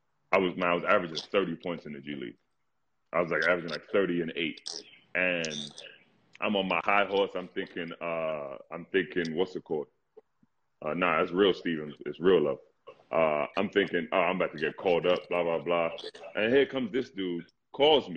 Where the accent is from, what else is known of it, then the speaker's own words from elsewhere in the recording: London, United Kingdom; also born or lived in Ghana; now in United States; when I was running track growing up in London